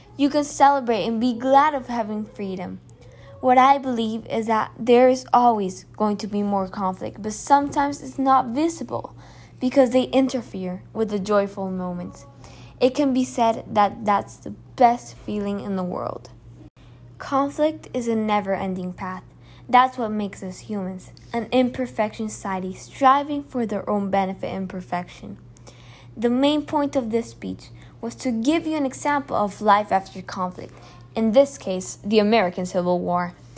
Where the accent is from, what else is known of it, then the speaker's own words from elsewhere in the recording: Colombia; I come from Colombia, a place with FARC and other guerrilla movements